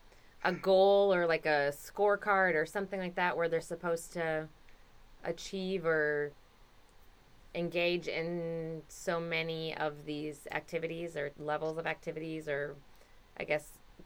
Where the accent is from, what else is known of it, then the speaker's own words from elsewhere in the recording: Wisconsin, United States; now in California, United States; Well, okay, so I am from Wisconsin, so I do know about ice, but I have forgotten because I lived here now